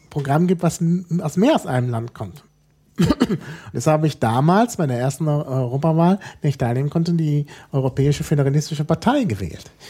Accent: Germany; das haben wir uns nicht äh, ausgedacht als Deutsche

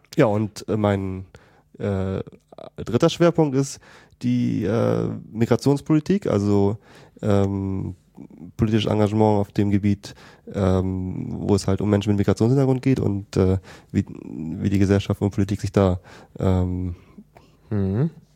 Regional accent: a suburb of Hamburg, Schleswig-Holstein, Germany; also born or lived in United States; ich komme aus Schleswig-Holstein und äh, aus einem Vorort von Hamburg

